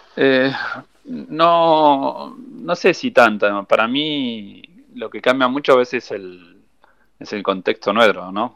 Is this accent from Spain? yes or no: no; Buenos Aires, Argentina; nosotros siempre fuimos rotando por todo, por Buenos Aires a entrenar cuando éramos chicos